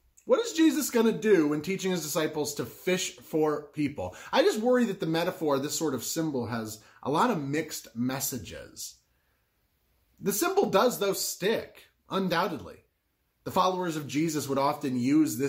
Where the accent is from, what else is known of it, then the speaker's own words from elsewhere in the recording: Southwest Florida, United States; I grew up in Southwest Florida